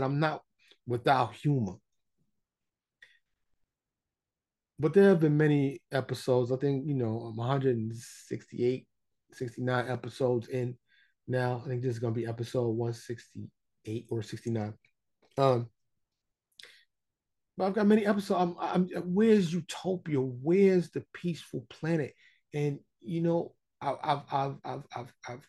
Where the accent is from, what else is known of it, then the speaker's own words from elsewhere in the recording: New York City, New York, United States; I grew up in New York and Harlem and the Bronx